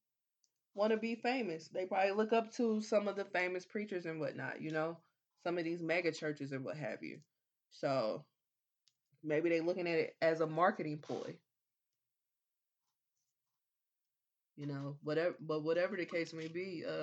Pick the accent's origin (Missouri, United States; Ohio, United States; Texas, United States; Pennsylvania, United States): Missouri, United States; Kansas City; we are born and raised in Kansas City, Missouri.